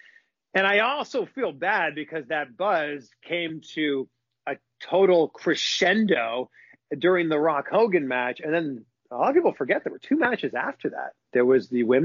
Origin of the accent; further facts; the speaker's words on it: Pickering, Ontario, Canada; moved away as an adult; also born or lived in Vancouver; It's like a half hour train ride from my hometown, which is Pickering.